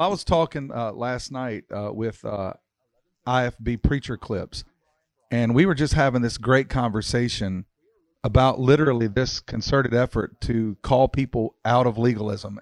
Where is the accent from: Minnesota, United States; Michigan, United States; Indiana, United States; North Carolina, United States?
North Carolina, United States; Mount Airy; I was brought up in Mountaineer, North Carolina, and everybody knew my papa